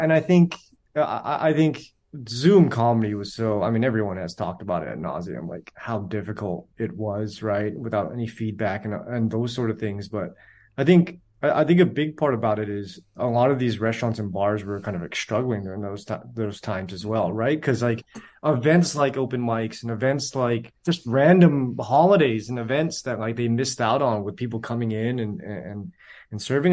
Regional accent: San Jose, California, United States; I was born and raised in San Jose

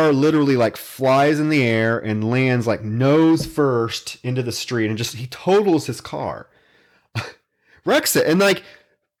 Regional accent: Davenport, Iowa, United States; I had one in my hometown. I grew up in Davenport, Iowa, across the Mississippi.

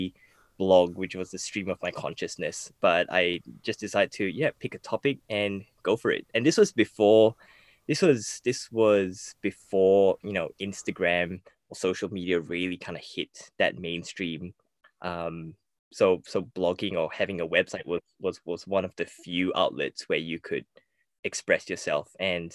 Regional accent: Malaysia; I grew up in Malaysia

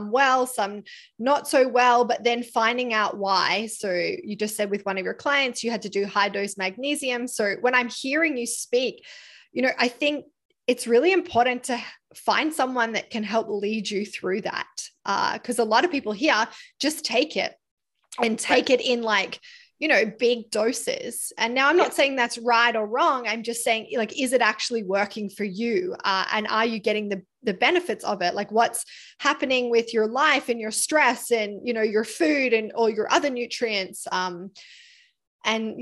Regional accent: Australia; moved away; I come from Australia, you know, I was raised in a part of Australia that even in the middle of winter

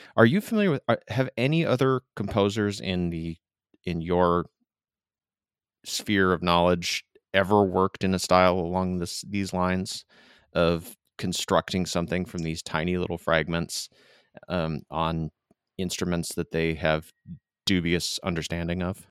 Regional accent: Midwest, United States; now in Southern California, United States; grew up in the, the Midwest

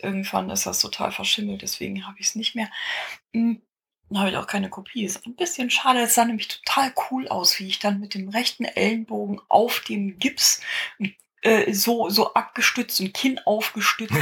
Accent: Bad Oeynhausen, North Rhine-Westphalia, Germany; also born or lived in Aachen; als ich acht Jahre alt war, 1980, ähm, sind wir von Aachen nach Bad Oeynhausen

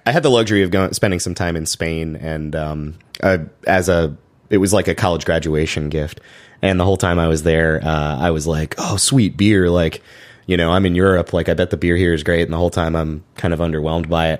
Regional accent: Chapel Hill, North Carolina, United States; I grew up in Chapel Hill, so that's about an hour away from Greensboro

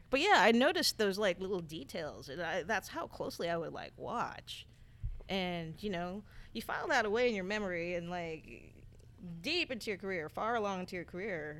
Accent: Philippines; moved away; also born or lived in San Francisco; I was watching from the Philippines

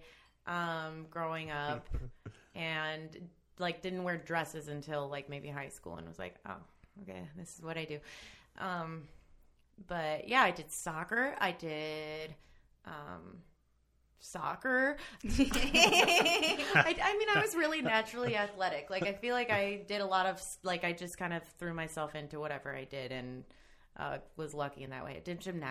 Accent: Chicago, Illinois, United States; also born or lived in Highland Park, Illinois; I was just born and raised in Chicago

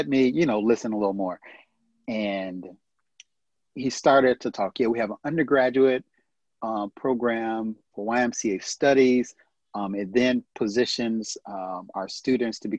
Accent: United States; American, I'm from America

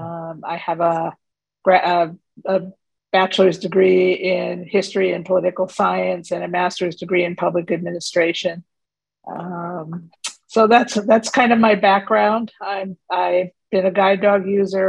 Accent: Waukegan, Illinois, United States; also born or lived in Cleveland, Ohio / Pittsburgh / Western New York / New York City; now in Charlotte, United States; I was born in Cleveland, Ohio, and grew up in Waukegan, Illinois

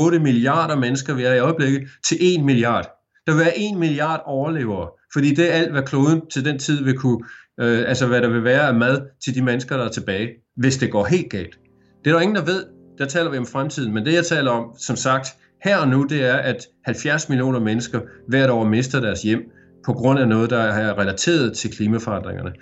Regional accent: Aarhus, Central Denmark Region, Denmark; moved away as an adult; now in Geelong, Australia; da jeg voksede op i Aarhus

